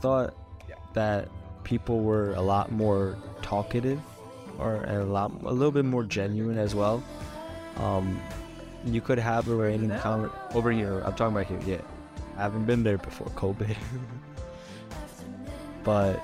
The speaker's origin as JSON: {"language": "English", "country": "United States", "said": "I'm the American"}